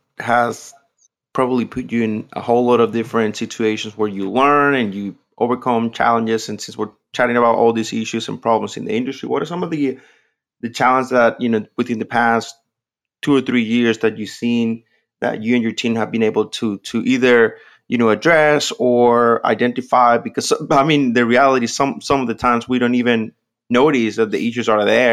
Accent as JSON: {"language": "English", "country": "Venezuela", "moved": "yes", "said": "I'm originally from Venezuela. I speak the language"}